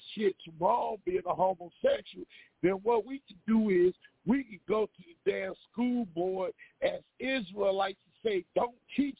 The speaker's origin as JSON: {"language": "English", "region": "Virginia", "country": "United States", "said": "I'm from DMV. I'm from Virginia."}